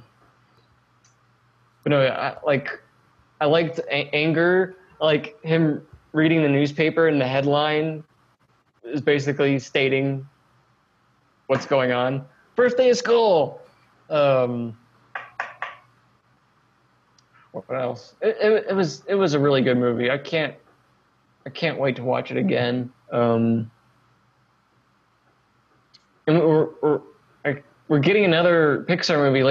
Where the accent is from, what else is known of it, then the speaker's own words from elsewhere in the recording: Arkansas, United States; also born or lived in Texas; when I was 9, I moved from Texas to Arkansas.